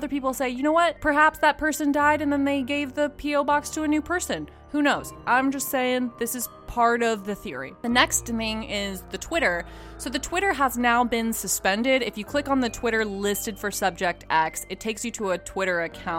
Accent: Katy, Texas, United States; near a town that I grew up in Katy, Texas. So I played soccer at Katy Park, and anyone from Houston will know about Katy, Texas.

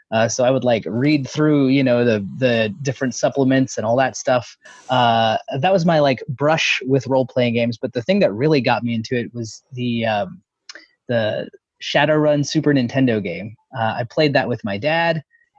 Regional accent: Texas, United States; My pronouns are he, him, and I'm from Texas. Not that you can tell from my voice.

